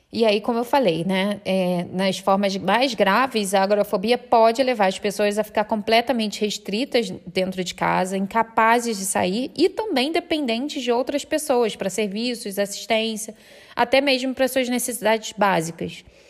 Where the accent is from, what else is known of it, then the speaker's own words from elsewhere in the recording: Rio de Janeiro, Brazil; Eu sou do Rio de Janeiro